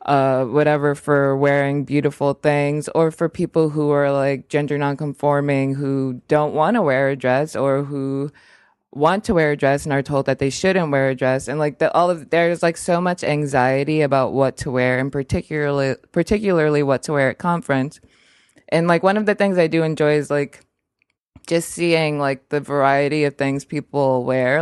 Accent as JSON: {"language": "English", "country": "United States", "said": "I'm American."}